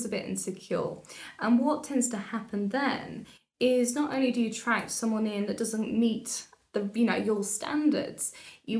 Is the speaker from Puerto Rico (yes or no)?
no; Telford, West Midlands, United Kingdom; I grew up in Telford. My family are all originally from London and Essex